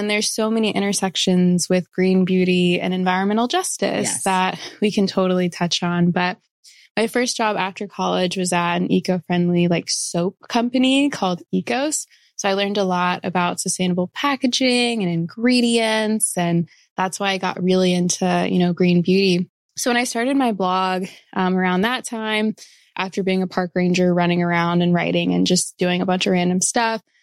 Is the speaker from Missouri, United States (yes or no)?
yes; Florissant, Missouri, United States; I grew up in Florissant, which is right by Hazelwood